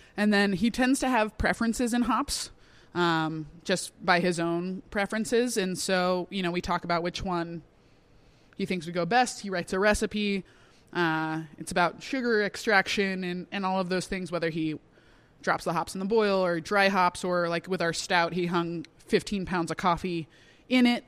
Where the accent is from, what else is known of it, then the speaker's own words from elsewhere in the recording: Sedona, Arizona, United States; I wanted to do it in my hometown